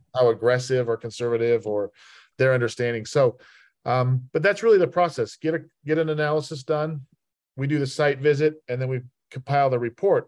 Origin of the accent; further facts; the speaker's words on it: Salt Lake City, Utah, United States; moved away as an adult; also born or lived in Richmond; I was born and raised in Salt Lake City, Utah